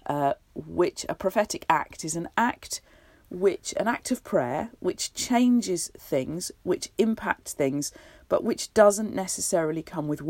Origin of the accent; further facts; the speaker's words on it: United Kingdom; we're all British